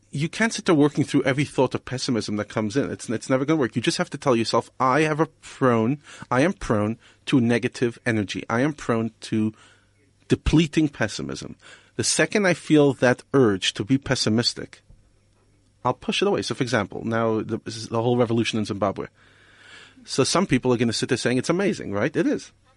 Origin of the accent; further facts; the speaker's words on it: New York, United States; moved away as an adult; also born or lived in Israel / Europe; now in South Africa; I grew up in New York